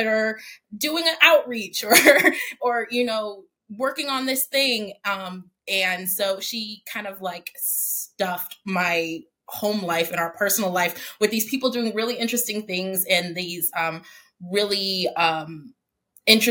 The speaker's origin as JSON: {"language": "English", "town": "Denver", "region": "Colorado", "country": "United States", "tie": "born or raised there", "moved": "yes", "lives_now": "Washington, DC, United States", "said": "I was born and raised in Denver, Colorado"}